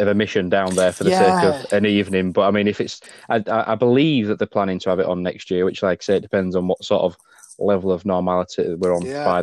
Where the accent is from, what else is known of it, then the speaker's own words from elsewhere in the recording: Leeds, Yorkshire and the Humber, United Kingdom; also born or lived in Pontefract / Castleford; I'm from Leeds, born and bred, but I just live outside the centre now